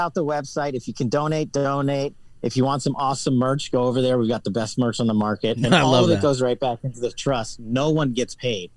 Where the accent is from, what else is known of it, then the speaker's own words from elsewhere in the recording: New York City, New York, United States; I'm from Queens